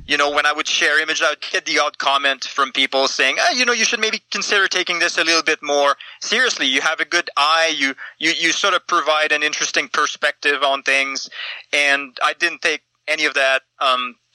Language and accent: English; Eastern Canada, Canada; moved away; I'm from Eastern Canada, and I came out to check out the mountains like every Easterner does at some point in their teenage years